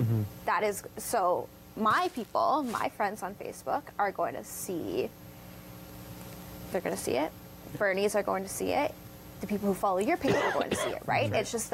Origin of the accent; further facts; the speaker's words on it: Forest, Ontario, Canada; now in Brantford, Canada; I'm from Grand Bend area.